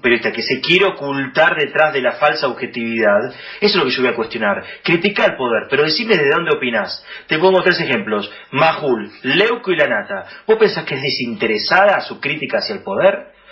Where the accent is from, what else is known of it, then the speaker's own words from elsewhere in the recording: Buenos Aires, Argentina; nosotros somos muy porteños encima